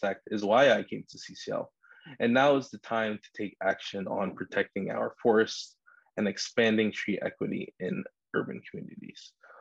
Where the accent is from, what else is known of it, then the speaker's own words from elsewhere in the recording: New York City, New York, United States; I grew up in Queens, New York.